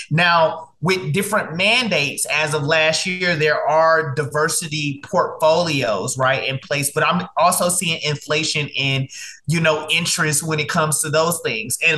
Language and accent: English; Dallas, Texas, United States; also born or lived in Mobile, Alabama; Yes, I was born in Mobile, Alabama. Um, I was raised um, in Dallas, Texas.